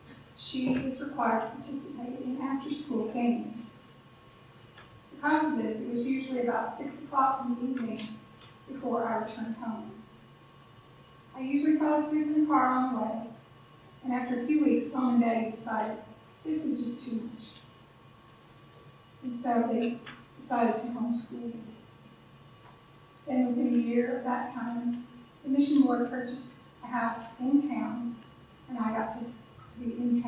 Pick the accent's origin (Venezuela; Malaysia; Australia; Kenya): Kenya; In Kenya, we would say, Jambo. I was just 9 years old when I accepted Je